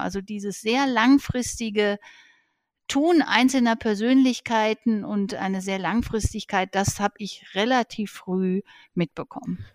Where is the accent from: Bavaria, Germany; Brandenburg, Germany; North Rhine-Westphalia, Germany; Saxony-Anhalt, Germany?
North Rhine-Westphalia, Germany; Herdecke; Ich bin am Gemeinschaftskrankenhaus Herdecke aufgewachsen